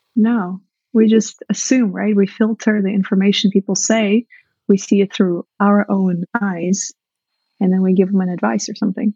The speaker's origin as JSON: {"language": "English", "country": "Russia", "tie": "born or raised there", "moved": "yes", "said": "I grew up in Soviet Russia where I was from an early age trained to be just the best wife"}